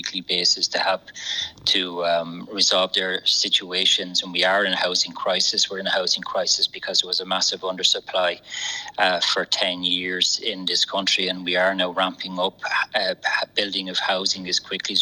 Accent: Enniscorthy, Leinster, Ireland; growing up in Enniscorthy

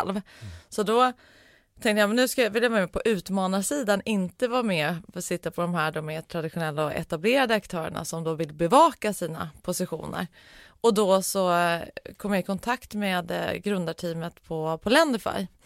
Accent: Norrland, Sweden; Ursprungligen så är jag uppvuxen i, i Norrland, men det var ju väldigt länge sedan.

